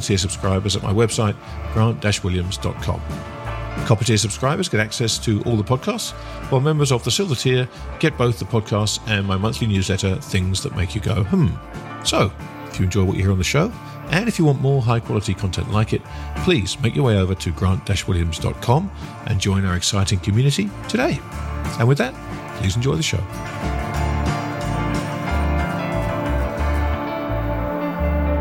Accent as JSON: {"language": "English", "country": "United Kingdom", "said": "I'm a Brit"}